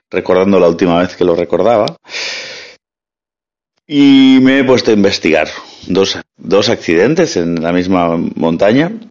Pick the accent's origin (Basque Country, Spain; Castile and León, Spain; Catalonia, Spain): Catalonia, Spain; born there; Yo nací en el Mediterráneo, como …, y aquí bueno, eh, el Tibidabo, que a duras penas supera los 500 metros